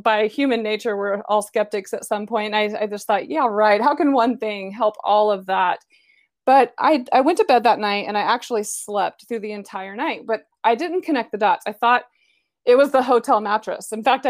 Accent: Decatur, Illinois, United States; moved away as an adult; now in Dallas, United States; I'm actually from Decatur, Illinois

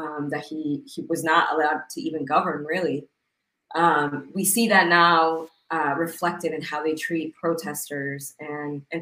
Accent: New Jersey, United States; now in Lima, Peru; I was born here in Lima, and when I was six in 92, and I'm 92, we moved to the States, to New Jersey

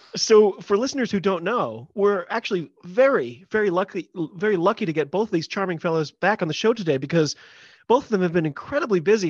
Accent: United States; I'm an American

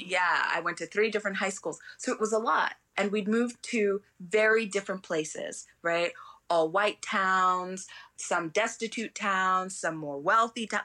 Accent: London, United Kingdom; also born or lived in Arizona / Oregon; now in United States; where I was raised in London, everybody was sort of an immigrant

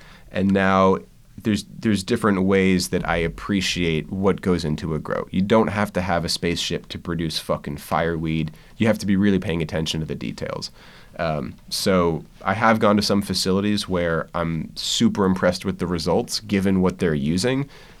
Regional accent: East Coast, United States; I think, a little bit easier because I came from the East Coast.

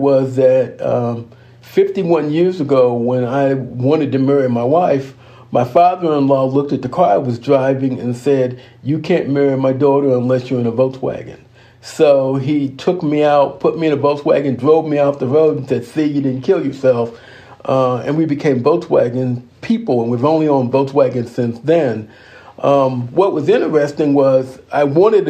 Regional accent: Dayton, Ohio, United States; I grew up in Dayton, Ohio, on what we call the West Side

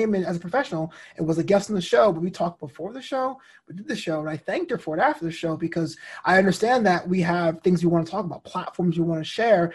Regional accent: New York City, New York, United States; also born or lived in Brooklyn; My parents are from Barbados. They came in the 70s to New York City. So like I'm New York, I'm, you know, classic New York

